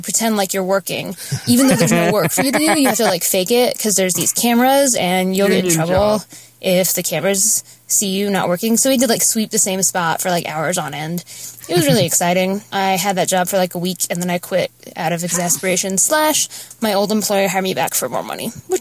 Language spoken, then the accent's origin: English; Southeast Michigan, United States; moved away as an adult; now in North Carolina, United States; Last time I called in 2012, I was from Southeast Michigan